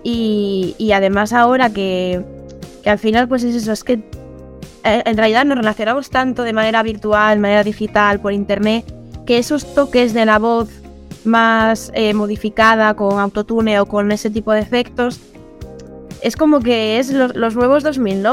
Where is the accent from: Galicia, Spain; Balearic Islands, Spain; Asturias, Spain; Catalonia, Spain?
Asturias, Spain; also born or lived in Madrid / Seville; soy asturiana eh, y bueno, ya he vivido eh, eh, un año en Madrid, también he vivido en Sevilla